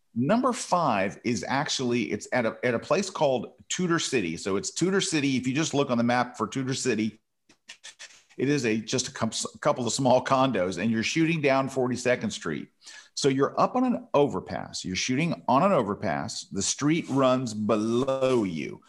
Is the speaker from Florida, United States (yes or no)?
yes; Florida, United States; I was born in Florida, but my family's from New York